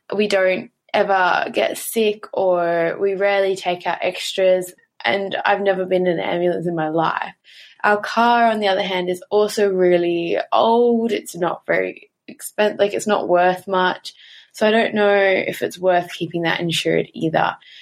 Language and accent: English; Australia; I'm actually from Australia